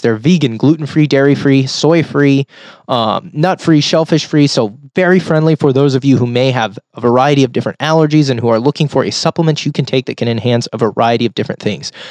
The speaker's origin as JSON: {"language": "English", "town": "Sonora", "region": "California", "country": "United States", "tie": "born or raised there", "also_born_or_lived": "Sonoma County, California", "said": "I was born and raised here. I grew up in a small mountain town, a rural community known as Sonora."}